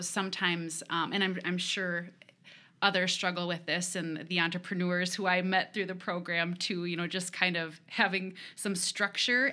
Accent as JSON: {"language": "English", "town": "Rochester", "region": "Minnesota", "country": "United States", "tie": "born or raised there", "said": "I was born and raised in Rochester"}